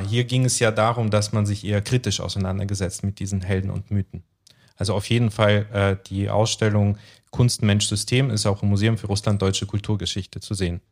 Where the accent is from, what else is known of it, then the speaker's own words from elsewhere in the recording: Temirtau, Karaganda Region, Kazakhstan; now in Germany; in meiner Heimatstadt Timirtau, was ja eine große Industriestadt war